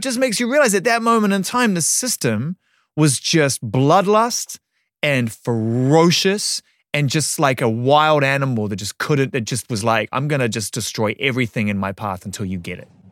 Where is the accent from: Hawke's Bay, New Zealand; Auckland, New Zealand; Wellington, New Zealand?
Auckland, New Zealand; As a young music fan growing up in Auckland, New Zealand